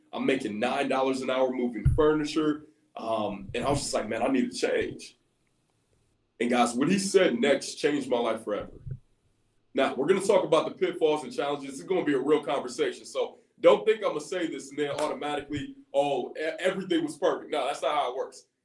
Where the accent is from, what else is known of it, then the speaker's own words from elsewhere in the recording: Columbus, Ohio, United States; I'm actually from Columbus, Ohio